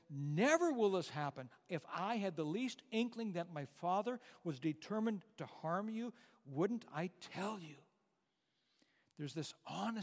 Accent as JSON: {"language": "English", "area": "Bowdon", "region": "North Dakota", "country": "United States", "tie": "born or raised there", "said": "when I was a boy growing up in North Dakota, a small little town, Bowdoin, 250 people in the town at that time"}